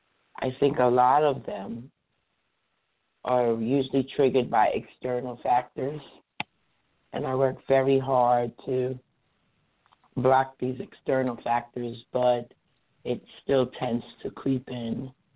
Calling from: New Jersey, United States; I'm calling from New Jersey.

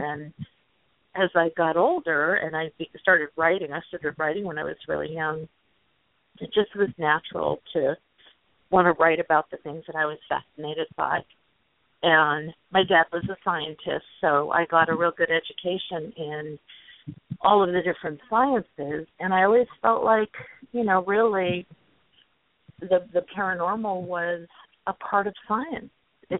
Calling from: San Diego, California, United States; I'm in San Diego, California.

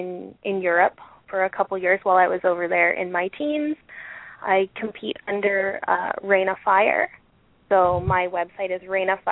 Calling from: Ottawa, Ontario, Canada; I'm from Ottawa, Canada.

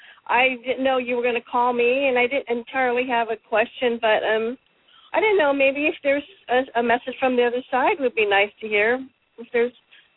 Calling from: Oregon, United States; Hi, Cheryl. … in Oregon.

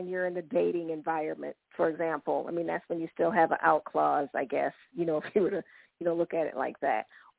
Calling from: Kansas City, United States; I'm calling from Kansas City.

